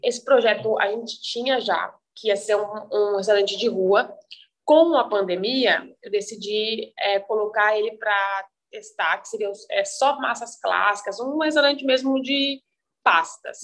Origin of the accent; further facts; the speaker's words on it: Guaratinguetá, São Paulo, Brazil; moved away as an adult; also born or lived in Campos do Jordão / Denmark; now in São Paulo, Brazil; eu sou de Guaratinguetá, que é interior de São Paulo.